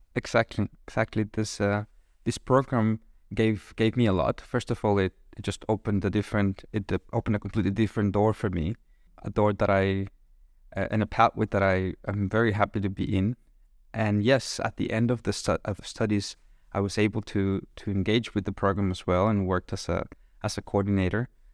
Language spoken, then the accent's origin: English; Monterrey, Nuevo León, Mexico; English is a second language; moved away as an adult; now in Kraków, Poland; I'm originally from Mexico